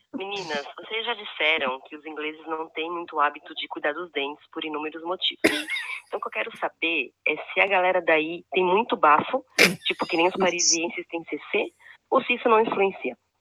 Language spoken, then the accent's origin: Portuguese; Ceará, Brazil; sou cearense igualzinho a vocês